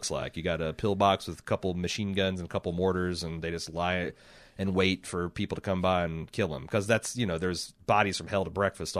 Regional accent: United States; As an American

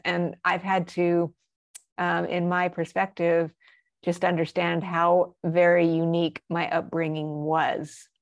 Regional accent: Albuquerque, New Mexico, United States; I was raised in Albuquerque

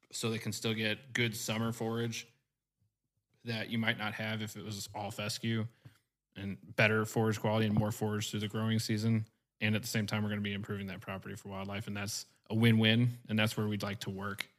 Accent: Marthasville, Missouri, United States; moved away as an adult; also born or lived in Northwest Kansas / Little Rock area, Arkansas; now in Cabot, United States; I actually grew up in Warren County, Missouri, in the little town of Marthasville

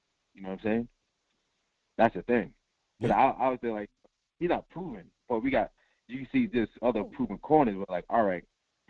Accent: Massachusetts, United States; I'm from Massachusetts.

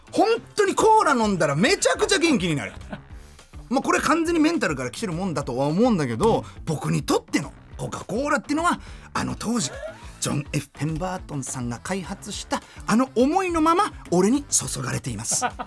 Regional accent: Germany; now in Japan; 僕はあの、まあ、ドイツで生まれました

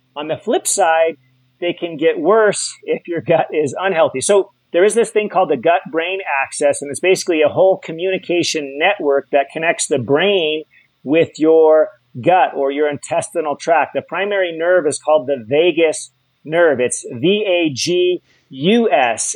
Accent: Hawaii, United States; I'm from Hawaii

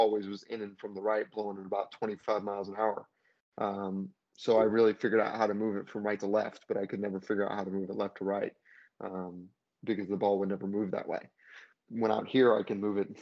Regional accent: Hawaii, United States; growing up in Hawaii

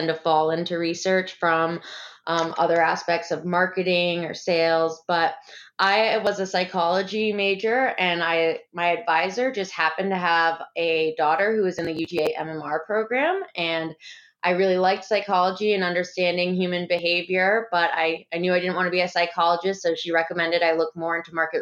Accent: New Hampshire, United States; moved away as an adult; also born or lived in London; now in Atlanta, United States; I'm actually from New Hampshire, but I came down south for college and grad school

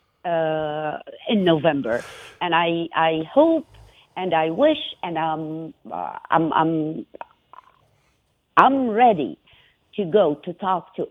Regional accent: Iraq; now in Minnesota, United States; I'm no longer an Iraqi or came from Iraq

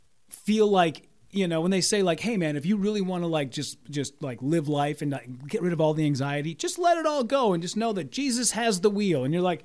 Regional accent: Hibbing, Minnesota, United States; In Hibbing. {S6} Okay. {S5} So small town, northern Minnesota, but you know everybody.

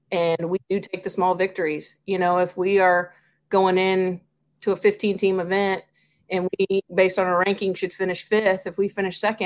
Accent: Ocala, Florida, United States; now in Tallahassee, United States; I grew up in Ocala, small town.

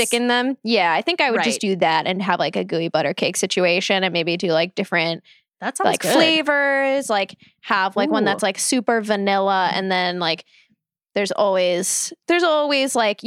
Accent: St. Louis, Missouri, United States; I'm from St. Louis

